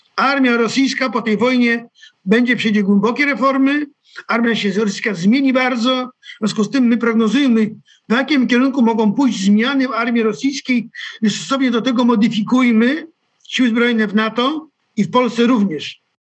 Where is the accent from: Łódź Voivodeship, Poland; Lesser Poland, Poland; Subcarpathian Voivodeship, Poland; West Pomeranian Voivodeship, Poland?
West Pomeranian Voivodeship, Poland; Kołobrzeg; pochodzę z Kobrzegu, to też jest morze